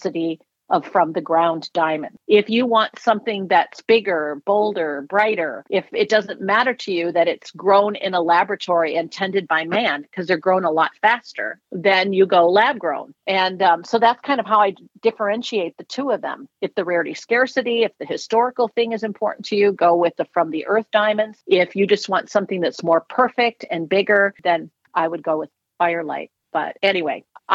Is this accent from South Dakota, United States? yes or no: no; Minnesota, United States; also born or lived in Florida; now in Pennsylvania, United States; I'm from Minnesota.